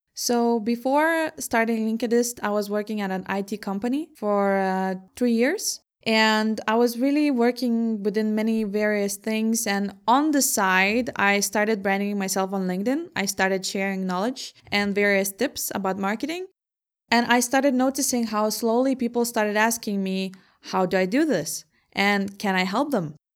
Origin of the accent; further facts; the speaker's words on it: Vilnius, Vilnius County, Lithuania; also born or lived in Herning, Denmark / Aarhus, Denmark / Ningbo, China; now in Copenhagen, Denmark; I'm from Vilnius myself, but I was also living in Hanning and in Aarhus before coming to Copenhagen